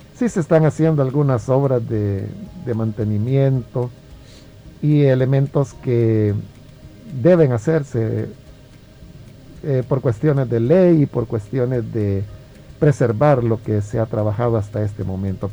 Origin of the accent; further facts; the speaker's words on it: El Salvador; yo amo servir al Señor en mi país